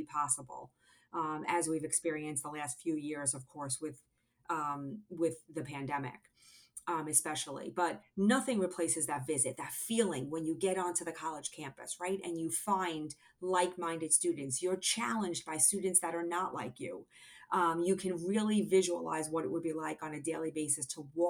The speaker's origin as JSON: {"language": "English", "region": "New Jersey", "country": "United States", "tie": "born or raised there", "said": "I live regionally on the East Coast, still in New Jersey, my home state"}